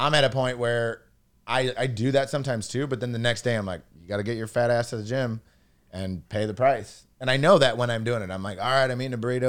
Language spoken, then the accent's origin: English; Rockford, Illinois, United States; moved away; Outside Chicago. So we would have to drive Rockford, Illinois, like an hour into the airport